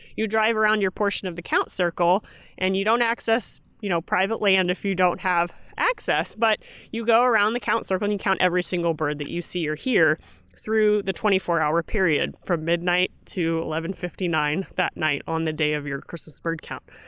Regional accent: Kirksville, Missouri, United States; I'm from Kirksville

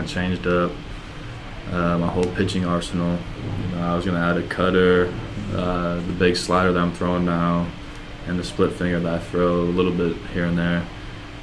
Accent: Iowa, United States; also born or lived in Minnesota; I was just born in Minnesota, but I grew up in Iowa

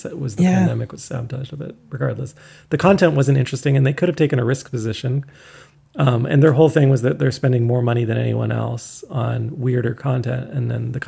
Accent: Canada; as a Canadian

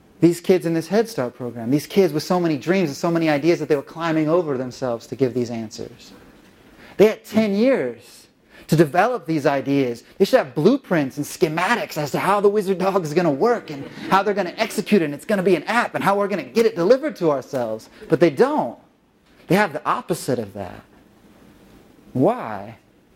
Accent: North Carolina, United States; now in Los Angeles, United States; live in Los Angeles, but I'm from North Carolina originally

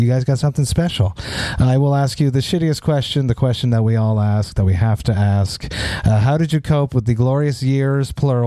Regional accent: Montreal, Quebec, Canada; in my hometown of Montreal

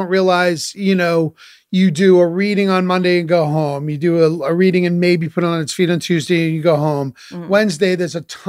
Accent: New England, United States; listen, I'm from New England. I'm a practical mind.

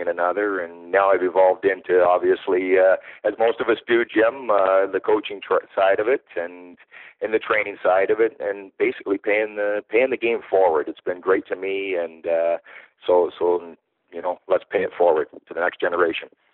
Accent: Canada; also born or lived in Pennsylvania / France; now in Toronto area, Canada; I am a Canadian uh, northerner, um, and yeah, like uh, like every Canadian, I played my hockey growing up

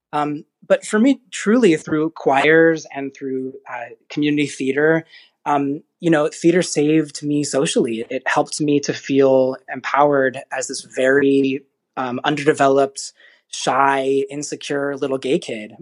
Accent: Frederick, Maryland, United States; I grew up in Frederick, Maryland

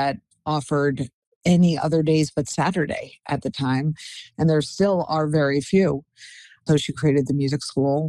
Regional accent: Englewood, New Jersey, United States; I was raised here in Englewood, New Jersey, as a family of five children

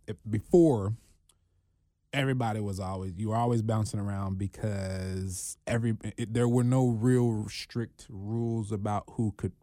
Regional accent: Cincinnati, Ohio, United States; born there; Yeah, born here in Cincinnati.

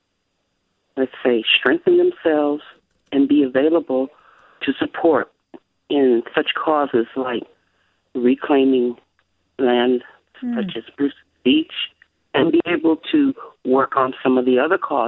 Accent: France; now in Berkeley, United States; my mother is French, and I was born in France

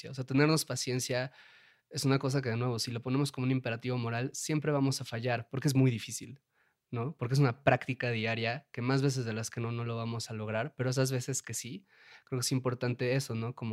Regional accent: Puebla, Mexico; aquí el único que salva soy yo, que soy de Puebla, y pues a nosotros sí nos educaron de una manera católica y, este, y de buenas costumbres.

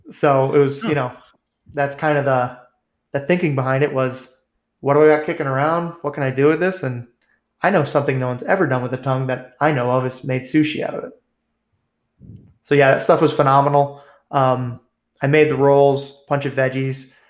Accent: New England, United States; growing up in New England

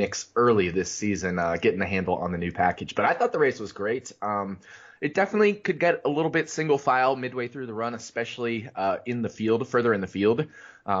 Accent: Las Vegas, Nevada, United States; in Las Vegas, my hometown

